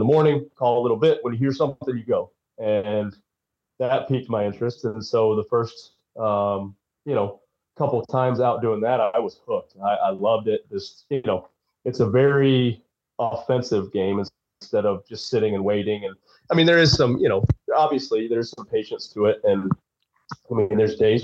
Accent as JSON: {"language": "English", "region": "Tennessee", "country": "United States", "tie": "born or raised there", "also_born_or_lived": "Michigan", "said": "originally I was born in Michigan, but I moved to Tennessee when I was 4 years old."}